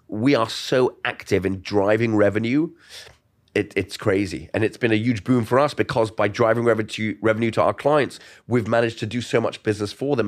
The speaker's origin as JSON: {"language": "English", "region": "London", "country": "United Kingdom", "tie": "born or raised there", "also_born_or_lived": "New York / Miami", "moved": "as an adult", "said": "I grew up in Golders Green, London"}